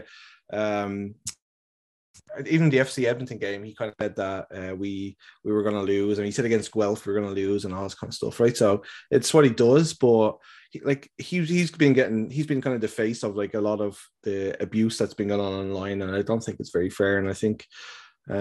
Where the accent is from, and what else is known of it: Ireland